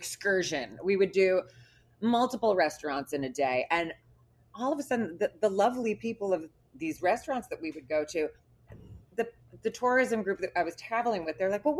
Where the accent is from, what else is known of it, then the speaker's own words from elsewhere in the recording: Milford, Massachusetts, United States; moved away as an adult; also born or lived in Miami; now in Los Angeles, United States; I grew up in Milford, Massachusetts